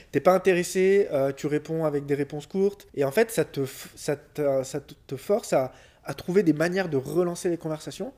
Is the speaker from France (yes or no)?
yes; Lyon, Auvergne-Rhône-Alpes, France; Je suis né en 88 à Lyon.